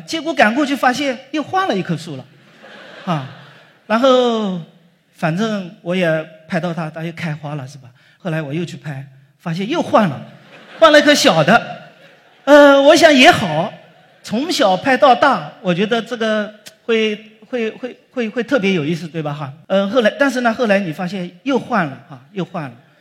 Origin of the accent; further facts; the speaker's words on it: Longyou, Zhejiang, China; moved away as an adult; now in Hangzhou, China; 在我们的老家浙江龙游，呃，当过大货车司机。因为开车开得好，后来就当了交通警察